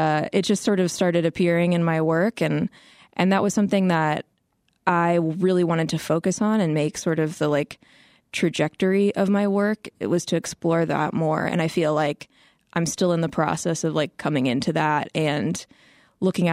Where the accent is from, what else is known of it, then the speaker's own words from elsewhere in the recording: Midwest, United States; I grew up in the Midwest